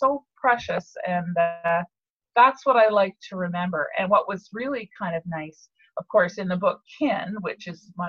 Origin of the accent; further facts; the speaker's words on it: Montreal, Quebec, Canada; I grew up in Montreal, but every summer we were brought down to Cape Breton